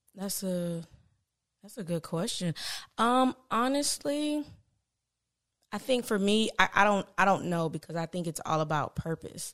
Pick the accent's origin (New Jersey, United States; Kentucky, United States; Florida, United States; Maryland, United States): Florida, United States; Palm Beach; I'm from Palm Beach